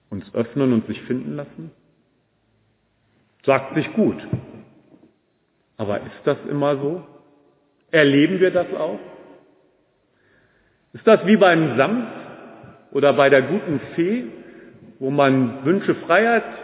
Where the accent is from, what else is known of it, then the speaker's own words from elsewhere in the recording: Braunschweig, Lower Saxony, Germany; Ich bin ja in Braunschweig groß geworden, damals gab es noch Hertie.